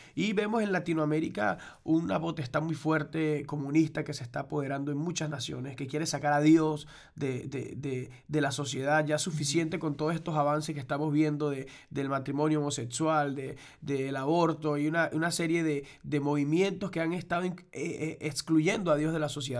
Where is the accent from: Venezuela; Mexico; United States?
Venezuela; moved away as an adult; en Venezuela, donde somos... nuestra tierra natal